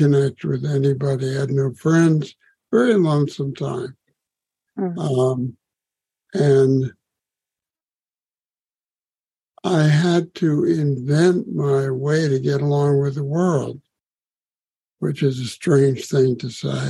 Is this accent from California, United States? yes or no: no; Washington, District of Columbia, United States; I grew up in Washington, D.C.